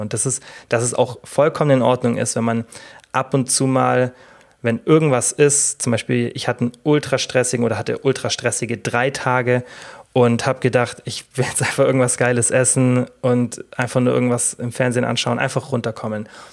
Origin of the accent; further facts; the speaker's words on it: Germany; bei uns in Deutschland